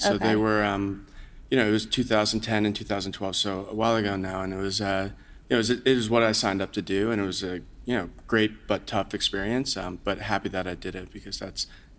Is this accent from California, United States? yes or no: no; New York area, United States; I grew up in the New York area